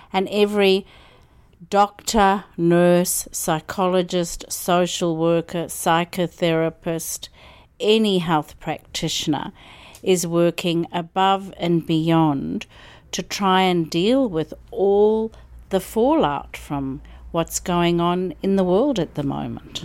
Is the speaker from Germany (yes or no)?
no; Zimbabwe; moved away as an adult; also born or lived in South Africa / Melbourne, Australia; now in Byron Bay, Australia; I grew up in Zimbabwe and went to university in South Africa and came to Australia in nineteen eighty-nine.